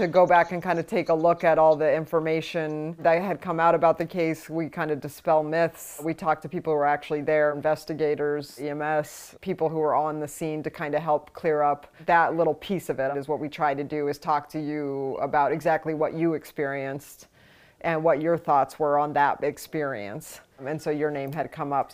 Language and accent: English; New Jersey, United States; I'm from New Jersey